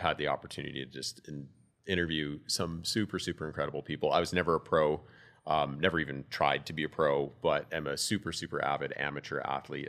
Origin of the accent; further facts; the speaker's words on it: Calgary, Alberta, Canada; I'm a born and raised Calgarian